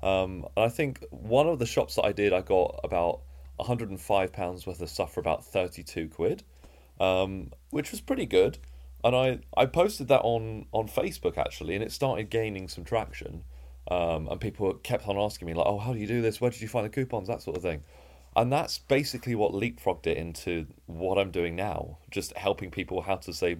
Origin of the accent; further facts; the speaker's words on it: East of England, United Kingdom; So I was born and raised in Essex, so I'm an Essex boy, although you can't really hear it in my accent.